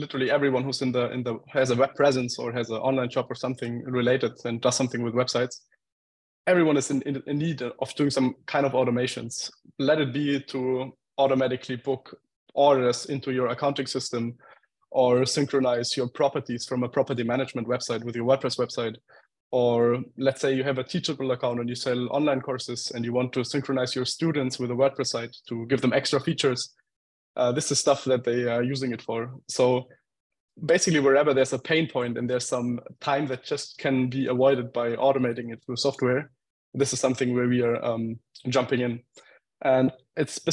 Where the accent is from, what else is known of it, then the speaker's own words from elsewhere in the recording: Germany; moved away; I'm from Germany originally